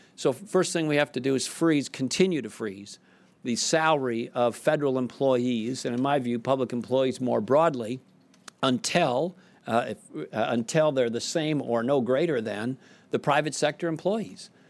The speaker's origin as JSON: {"language": "English", "town": "South Saint Paul", "region": "Minnesota", "country": "United States", "tie": "born or raised there", "said": "I grew up in South Saint Paul, Minnesota."}